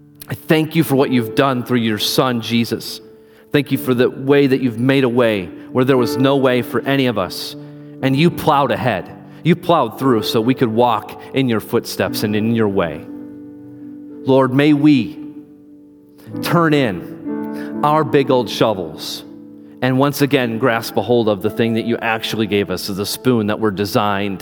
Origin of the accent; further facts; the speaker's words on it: Iowa, United States; now in Wisconsin, United States; I'm from Iowa. I'm used to driving in the snow